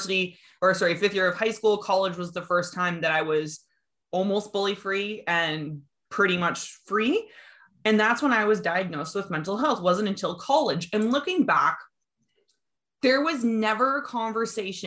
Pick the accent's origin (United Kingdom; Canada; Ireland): Canada; Kitchener, Ontario; I grew up in Kitchener-Waterloo, so I went to Resurrection